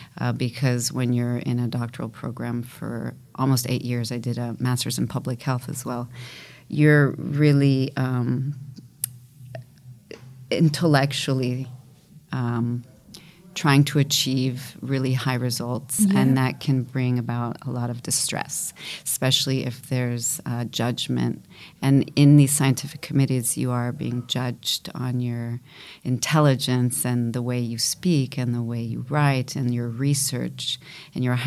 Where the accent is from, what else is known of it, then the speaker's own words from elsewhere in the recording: Florence, Tuscany, Italy; moved away; also born or lived in Berkeley, United States / Siena, Italy; I was moving to Italy, right, where I was born in Florence from an Italian father and an American mother.